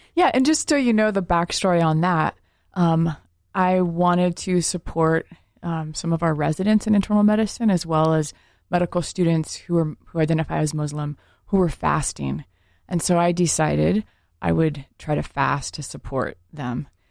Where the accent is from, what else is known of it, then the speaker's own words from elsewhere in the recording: rural Oregon, United States; I grew up in a all white town, like rural Oregon